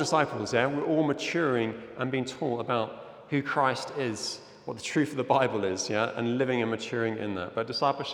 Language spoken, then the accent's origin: English; Zimbabwe; moved away; I'm originally from Zimbabwe